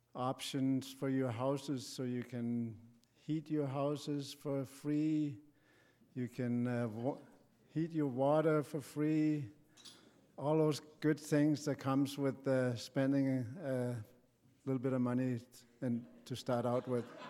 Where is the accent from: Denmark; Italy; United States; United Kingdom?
Denmark; moved away; my home country, Denmark